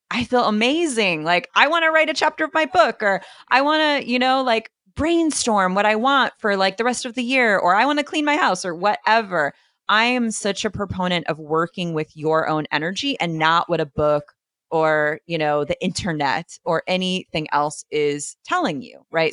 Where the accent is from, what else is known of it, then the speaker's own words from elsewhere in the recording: East Coast, United States; I am from the East Coast